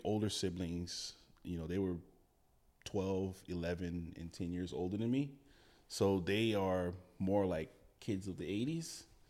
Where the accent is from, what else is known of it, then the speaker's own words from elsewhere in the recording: Gainesville, Florida, United States; moved away as an adult; also born or lived in West Palm Beach, Florida; now in Oregon, United States; born in West Palm, raised in Gainesville, which is just out, um, north central Florida